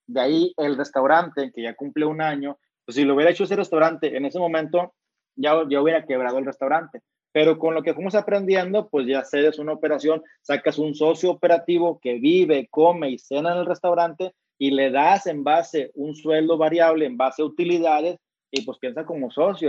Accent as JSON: {"language": "Spanish", "town": "Monterrey", "region": "Nuevo León", "country": "Mexico", "said": "soy de Monterrey"}